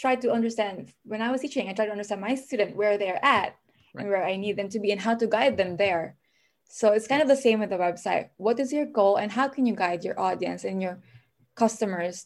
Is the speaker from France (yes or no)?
no; Philippines; moved away as an adult; now in Minnesota, United States; I'm an immigrant, so I'm from the Philippines